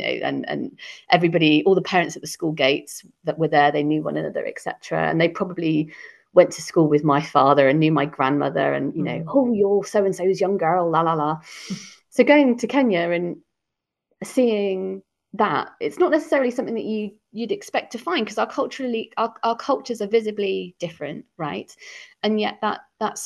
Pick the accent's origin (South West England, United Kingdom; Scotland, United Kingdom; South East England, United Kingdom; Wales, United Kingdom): South West England, United Kingdom; Cornwall; moved away as an adult; now in London, United Kingdom; growing up in Cornwall